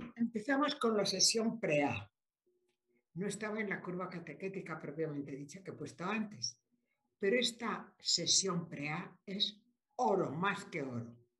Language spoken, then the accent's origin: Spanish; Spain; moved away; also born or lived in Mexico; por nacimiento soy española